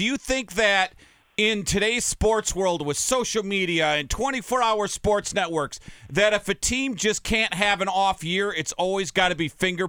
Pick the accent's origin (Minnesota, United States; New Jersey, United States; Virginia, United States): Minnesota, United States; I grew up in Minnesota